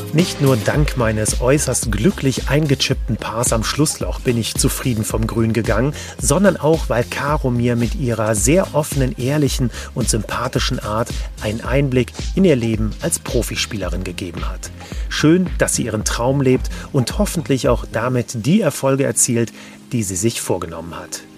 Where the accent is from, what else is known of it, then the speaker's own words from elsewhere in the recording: Germany; bei uns in Deutschland